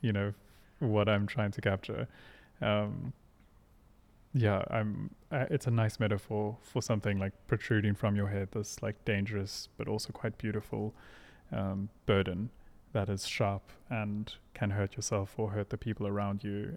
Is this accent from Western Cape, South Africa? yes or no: yes; Hermanus, Western Cape, South Africa; also born or lived in Pretoria; We moved off of the farm when I was like five or so. Um, and then we moved to a seaside town called Hermanus in the Western Cape